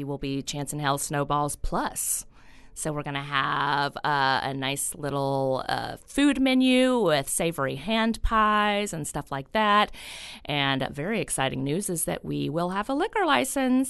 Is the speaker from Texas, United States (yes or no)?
no; New Orleans, Louisiana, United States; I'm, you know, fourth generation New Orleanian